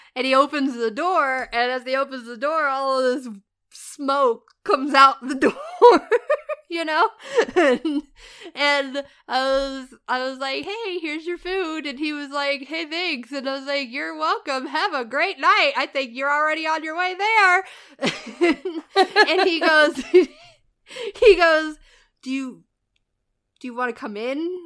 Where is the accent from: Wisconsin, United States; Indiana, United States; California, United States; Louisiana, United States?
Indiana, United States; moved away; I'm from Indiana.